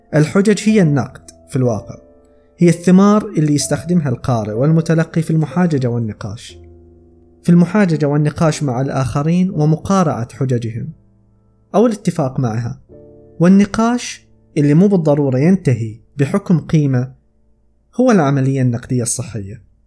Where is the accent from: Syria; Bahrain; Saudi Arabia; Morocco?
Saudi Arabia; عندنا في السعودية